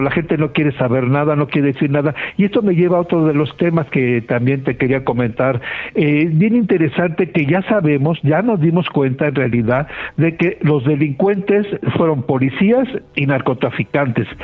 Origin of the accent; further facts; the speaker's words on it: Mexico; nosotros como mexicanos